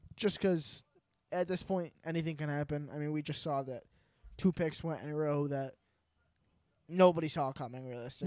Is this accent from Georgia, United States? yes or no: no; New York, United States; We're from New York.